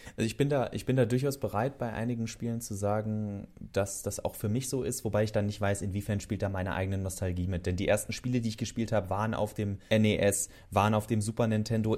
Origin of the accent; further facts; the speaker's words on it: Northern Hesse, Germany; moved away; in meiner alten Heimat in Nordhessen